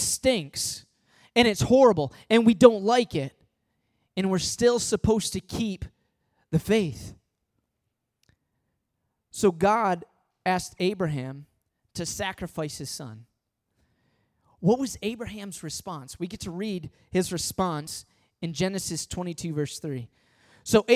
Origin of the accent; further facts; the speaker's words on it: Midwest, United States; moved away as an adult; also born or lived in Michigan; now in Long Island, United States; I was born in the Midwest. I went to college in the Midwest, and then I come to Long Island.